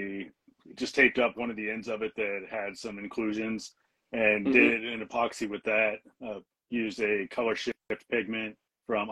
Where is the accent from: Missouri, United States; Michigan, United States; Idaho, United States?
Missouri, United States; now in Washington, United States; I'm from Missouri